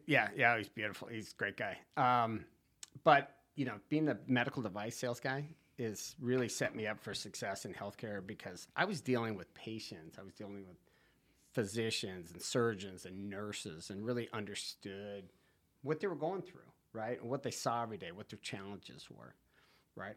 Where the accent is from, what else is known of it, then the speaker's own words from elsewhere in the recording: Santa Barbara, California, United States; moved away as an adult; now in Wrightsville Beach, United States; I am originally from California. Santa Barbara. I grew up on the beach, Rincon Point